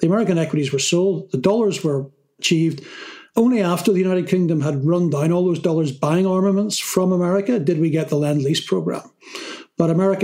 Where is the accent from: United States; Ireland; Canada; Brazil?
Ireland; I come from Ireland, and we have a saying in Ireland